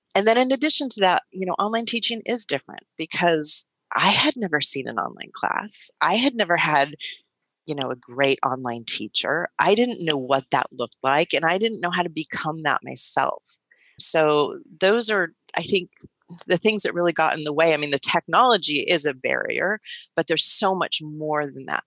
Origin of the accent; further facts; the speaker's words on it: Silicon Valley, California, United States; I grew up in Silicon Valley.